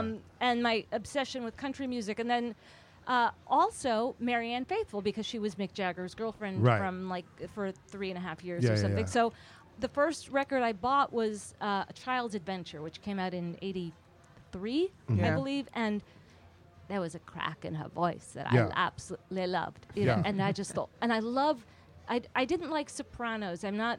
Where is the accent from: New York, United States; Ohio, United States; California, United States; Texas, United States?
New York, United States; Manhattan; Manhattan, Upper West Side.